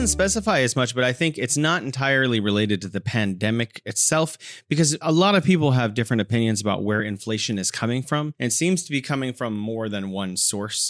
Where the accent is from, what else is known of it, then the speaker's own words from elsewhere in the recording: California, United States; now in Wuhan, China; I'm originally from California, and now I'm living in beautiful Wuhan, China.